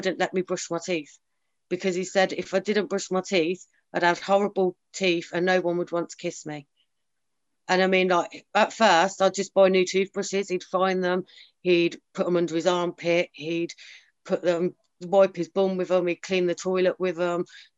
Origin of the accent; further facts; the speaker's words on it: Sutton Coldfield, West Midlands, United Kingdom; I was brought up in Sutton Coldfield with nice mum and dad